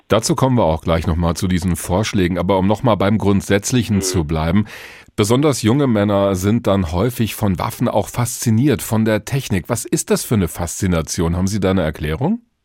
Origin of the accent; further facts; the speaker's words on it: Hesse, Germany; Bei uns in Hessen